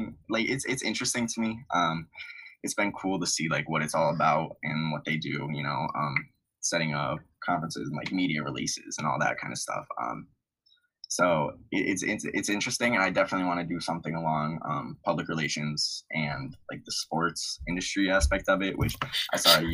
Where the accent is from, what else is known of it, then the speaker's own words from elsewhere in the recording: Wethersfield, Connecticut, United States; I am from Wethersfield, Connecticut. It is right below Hartford